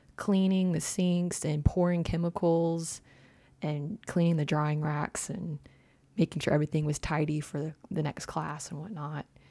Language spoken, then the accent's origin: English; Prairie Grove, Arkansas, United States; I grew up in Prairie Grove, Arkansas.